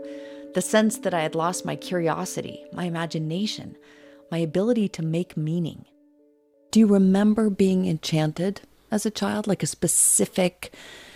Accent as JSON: {"language": "English", "town": "Idaho Falls", "region": "Idaho", "country": "United States", "tie": "born or raised there", "said": "my hometown"}